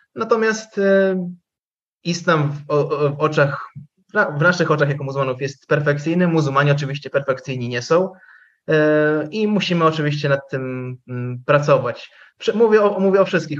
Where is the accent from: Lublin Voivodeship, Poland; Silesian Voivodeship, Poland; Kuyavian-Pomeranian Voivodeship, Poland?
Lublin Voivodeship, Poland; tam u nas na Lubelszczyźnie